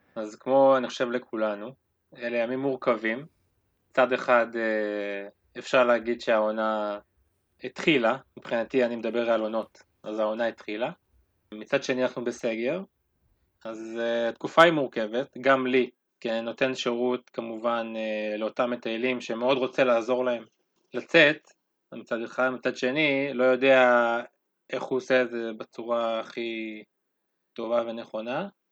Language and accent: Hebrew; Ma'oz Haim, Northern District, Israel; אני מקיבוץ מעוז חיים